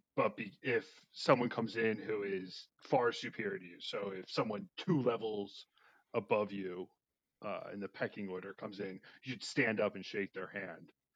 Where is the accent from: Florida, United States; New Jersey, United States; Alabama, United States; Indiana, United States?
New Jersey, United States; I'm from New Jersey